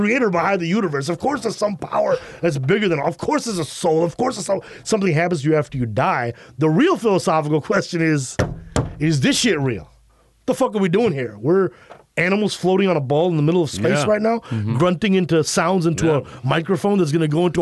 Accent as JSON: {"language": "English", "town": "Chicago", "region": "Illinois", "country": "United States", "tie": "born or raised there", "said": "I was born in Chicago"}